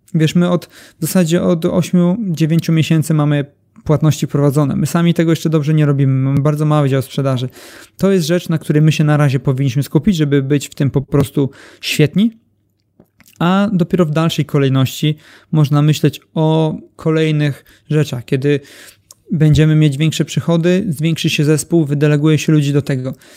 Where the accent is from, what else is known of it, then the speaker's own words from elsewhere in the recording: Elbląg, Warmian-Masurian Voivodeship, Poland; jestem z Elbląga